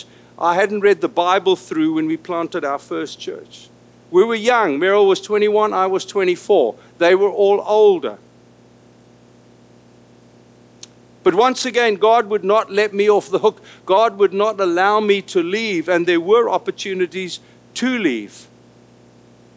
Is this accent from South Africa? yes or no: yes; South Africa; first language Afrikaans; English is a second language; moved away as an adult; now in Los Angeles, United States; I was born an Afrikaner in South Africa